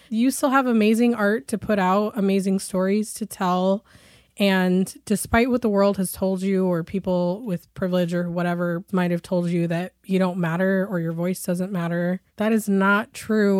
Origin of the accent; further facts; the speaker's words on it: Shoreline, Washington, United States; So I grew up in Shoreline, which used to be part of North Seattle, but then became its own little city